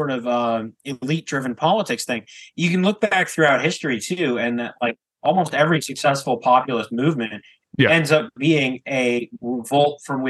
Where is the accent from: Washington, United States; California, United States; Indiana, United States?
Washington, United States; the senator from my home state, Washington